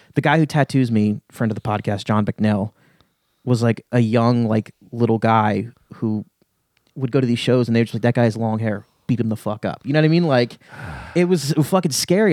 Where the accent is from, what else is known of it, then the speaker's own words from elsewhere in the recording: Lehigh Valley, Pennsylvania, United States; I grew up in the Lehigh Valley